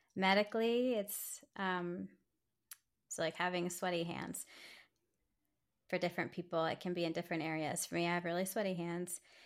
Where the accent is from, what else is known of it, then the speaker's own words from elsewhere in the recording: Silver Spring, Maryland, United States; I'm from Silver Spring, Maryland